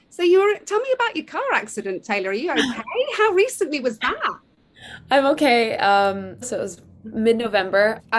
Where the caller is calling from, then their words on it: London, United Kingdom; I'm uh, dialing in live from uh, from London, from the UK.